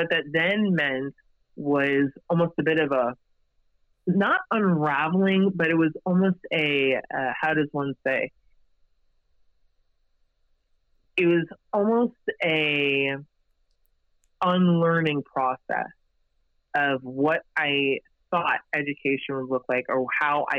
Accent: United States; I was the first in my family to be born and raised here in the States

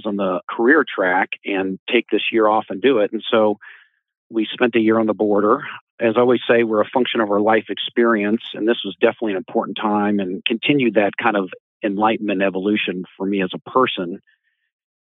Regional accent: Edmond, Oklahoma, United States; moved away as an adult; also born or lived in New York; I grew up in Oklahoma. I grew up basically in a fairly homogenous suburb of Oklahoma City in a town called Edmond

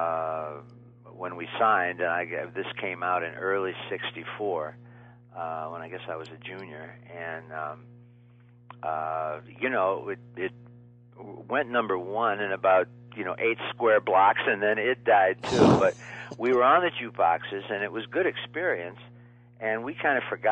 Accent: Niles, Michigan, United States; my hometown of Niles, Michigan

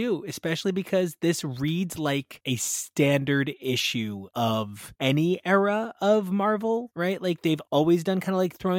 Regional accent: United States; why is it Spider-Girl and giant crotches in front of American flags makes me feel weird about being an American?

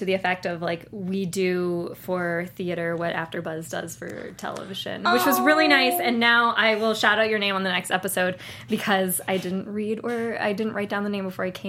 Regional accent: Maryland, United States; Since I'm from Maryland, not from Baltimore, but since I'm from Maryland

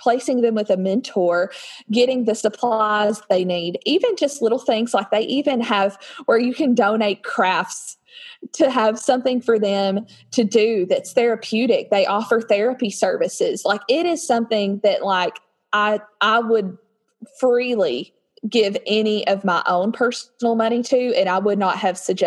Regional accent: Nashville, Tennessee, United States; I'm from Tennessee near the Nashville area

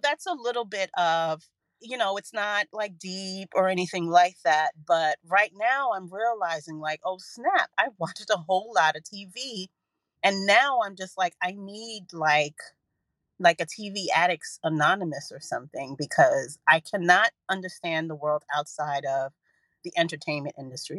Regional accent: Bushwick, New York, United States; So I was in the house and I grew up in Bushwick, another neighborhood that is has been gentrified. It's not the Bushwick that we know now.

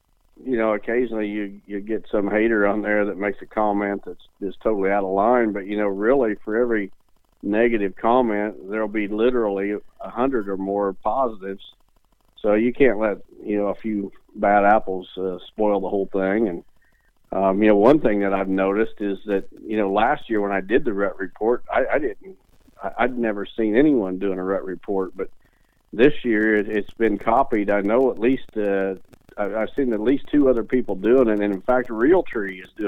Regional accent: Illinois, United States; some guys that live out of state and they're hunting my home state, Illinois

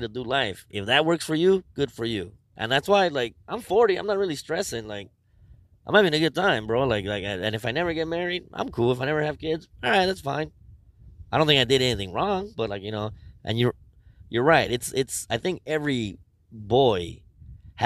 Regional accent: Los Angeles, California, United States; I grew up on First and State

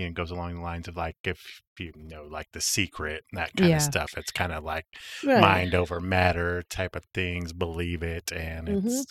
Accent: Vallejo, California, United States; when I was a kid, I grew up in Northern California in a city called Vallejo.

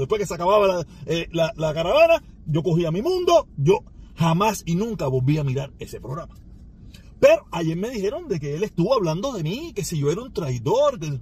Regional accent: Cuba; Yo soy parte de ese pueblo. Yo soy uno más de ese pueblo.

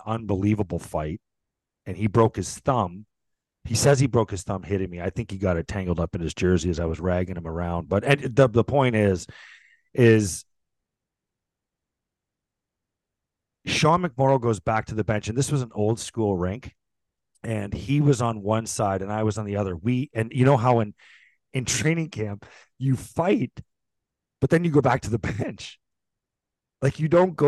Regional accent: St. Catharines, Ontario, Canada; we are at Garden City Arena in St. Catharines, my hometown

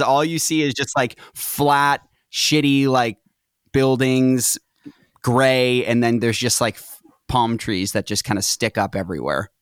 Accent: Reading, Massachusetts, United States; moved away as an adult; also born or lived in Tewksbury, Massachusetts / Salem, Massachusetts; now in Los Angeles, United States; I was raised in Tewksbury until I was very, in, like, third grade. Then I grew up in Reading

